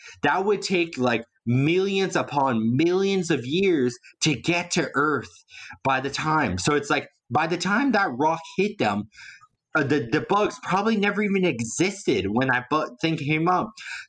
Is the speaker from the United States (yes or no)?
no; Canada; I'm also from Canada. We don't do that kind of stuff around here.